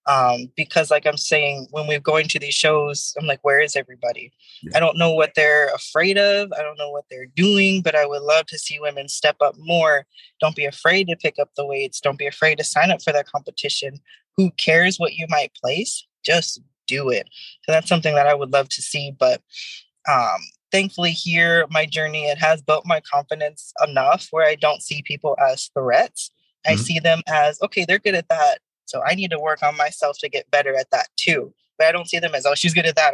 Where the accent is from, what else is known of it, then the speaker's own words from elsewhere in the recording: Fontana, California, United States; also born or lived in Riverside; I went down the middle school down the street from here. I went to high school in Riverside. My mother lives in San Bernardino. So my entire life, I've been in the Inland Empire area